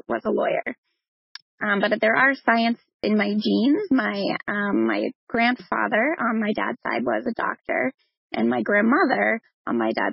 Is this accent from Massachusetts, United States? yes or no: yes; Braintree, Massachusetts, United States; also born or lived in Cambridge, England; I'm a Boston girl, so I grew up in Braintree, right outside of Boston